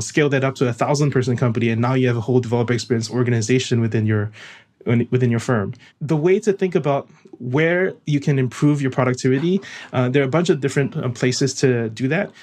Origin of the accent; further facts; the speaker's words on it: Singapore; moved away as an adult; now in United States; I'm originally from Singapore